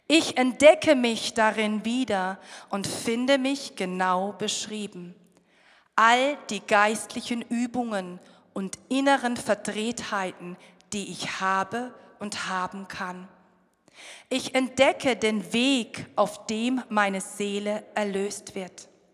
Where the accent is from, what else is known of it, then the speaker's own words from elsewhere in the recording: Rhineland-Palatinate, Germany; Wir kommen aus der Pfalz